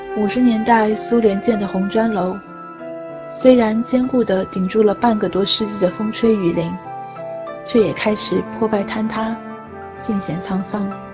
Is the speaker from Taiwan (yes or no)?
no; Gucheng, China; 会出生并成长的地方有一个很美的名字，叫古城